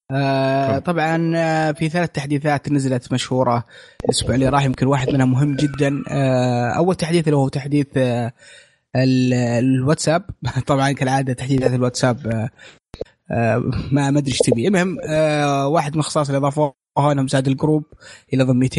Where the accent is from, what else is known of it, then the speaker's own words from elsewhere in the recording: Saudi Arabia; وما في رد رسمي من من عندنا في السعوديه